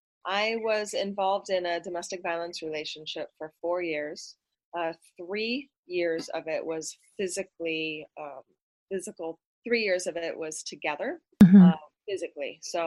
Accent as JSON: {"language": "English", "region": "Idaho", "country": "United States", "tie": "born there", "also_born_or_lived": "Hawaii / Vermont / Arizona / California", "lives_now": "Los Angeles, United States", "said": "I am 35 years old and I was born in Idaho. Moved around my whole life. My daddy was military, so I've lived in Hawaii and Vermont, Arizona, California, all over the place."}